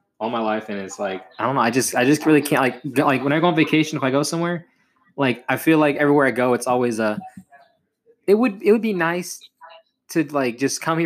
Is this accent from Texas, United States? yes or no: yes; Houston, Texas, United States